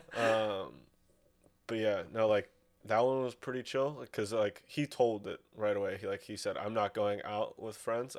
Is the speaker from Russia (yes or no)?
yes; Russia; moved away; also born or lived in Sonoma, California; I was from Russia